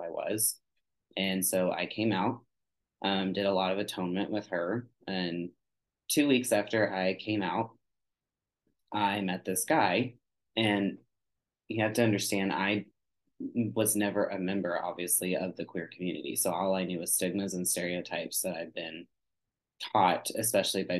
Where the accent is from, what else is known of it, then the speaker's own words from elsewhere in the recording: Texas, United States; I grew up in Texas and the Bible Belt